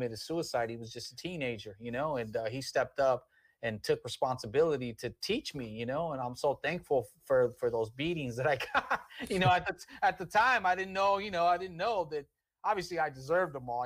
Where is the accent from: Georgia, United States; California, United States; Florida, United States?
California, United States; Long Beach; Born and raised in Long Beach. Grew up on 15th Street pretty much my whole life